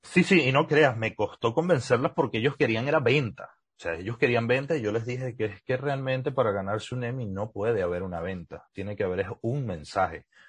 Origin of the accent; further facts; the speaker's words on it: Trujillo, Venezuela; accent: gocho; moved away as an adult; also born or lived in Mérida / Valencia; now in United States; Sí, yo sí me crié en Trujillo, yo nací en Trujillo, soy gocho 100%